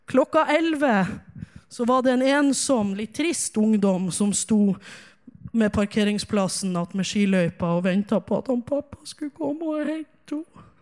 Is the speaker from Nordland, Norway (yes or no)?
yes; Ulsvåg, Nordland, Norway; Jeg kommer fra Ulsvåg, som dere sikkert hører. Ulsvåg ligger i Hamarøy, Hamarøy ligger i Nordland, og Nordland ligger i Nord-Norge. Og jeg er så glad i Nord-Norge